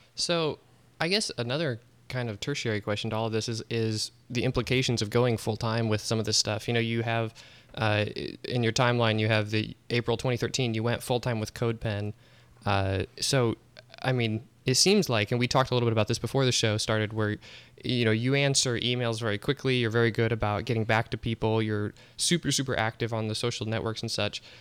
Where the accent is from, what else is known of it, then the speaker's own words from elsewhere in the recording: Omaha, Nebraska, United States; moved away as an adult; also born or lived in Kansas City; now in Springfield, United States; I grew up in Omaha, Nebraska, and lived there for twenty-four years